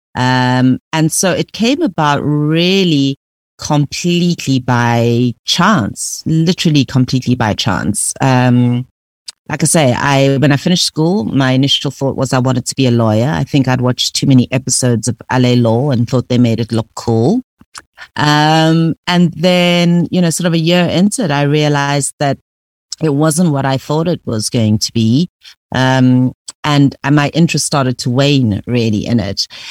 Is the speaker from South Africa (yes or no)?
yes; Pretoria, Gauteng, South Africa; I grew up in Pretoria